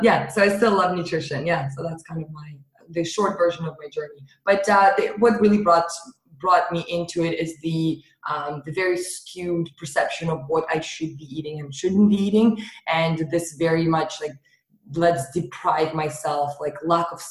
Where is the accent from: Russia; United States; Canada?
Russia; moved away; I grew up in Russia.